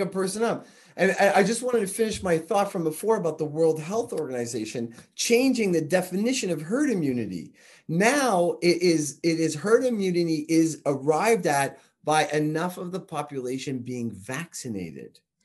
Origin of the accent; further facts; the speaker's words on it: Canada; I'm Canadian